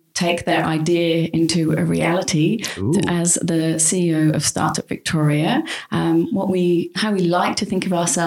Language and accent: English; Yorkshire and the Humber, United Kingdom; now in Australia; I grew up in a small village in West Yorkshire.